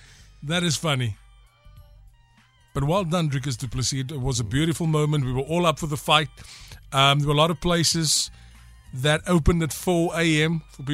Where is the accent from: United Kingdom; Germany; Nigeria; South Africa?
South Africa; proudly South African